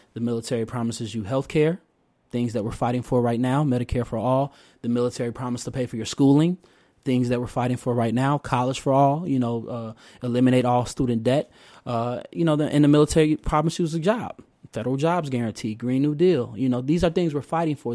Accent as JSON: {"language": "English", "town": "Oak Park", "region": "Illinois", "country": "United States", "tie": "born or raised there", "also_born_or_lived": "Chicago, Illinois", "said": "I was born in Morgan Park, south side of Chicago, uh, and at the age of five, you know, my parents, uh, scraped together enough money, uh, you know, in their, in their efforts, so, like so many families, to, uh, you know, find better and greater opportunity and safety for their child. Uh, and we moved to Oak Park, Illinois"}